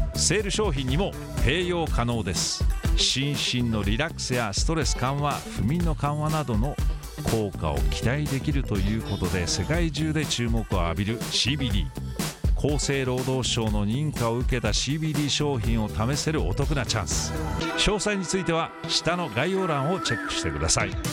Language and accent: Japanese; United States; moved away; アメリカ人